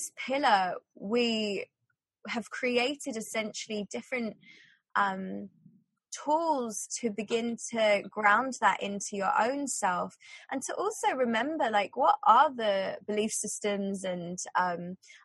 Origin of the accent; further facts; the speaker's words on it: England, United Kingdom; growing up in England